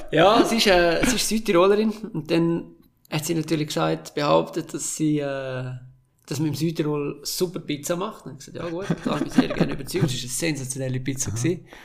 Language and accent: German; Graubünden, Switzerland; Und es geht zurück in meine Heimat im Sommer.